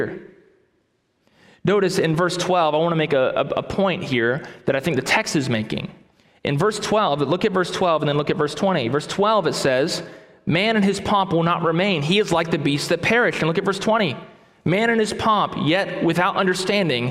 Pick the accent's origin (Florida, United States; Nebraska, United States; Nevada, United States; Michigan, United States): Florida, United States; Titusville; I grew up in Titusville, Florida.